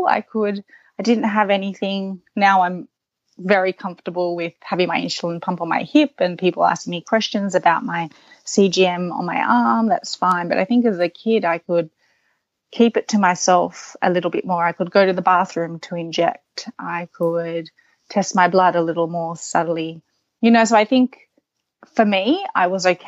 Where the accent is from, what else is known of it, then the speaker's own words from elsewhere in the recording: Sydney, New South Wales, Australia; also born or lived in New York; my location in Sydney, you're surrounded by beaches. You go to the beach a lot with your family. So knowing how to swim is expected. And then I think growing up, you're doing squad training